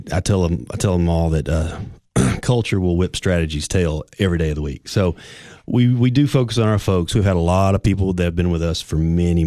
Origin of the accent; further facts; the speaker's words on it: Livingston, Tennessee, United States; now in Cookeville, United States; Yeah, we're originally from Livingston.